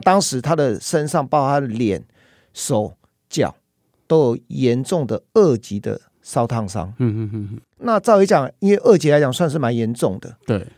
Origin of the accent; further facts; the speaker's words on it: Taiwan; 在台湾的我们东北角